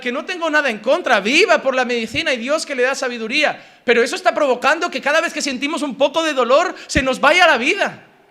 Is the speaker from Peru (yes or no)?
no; Spain; como español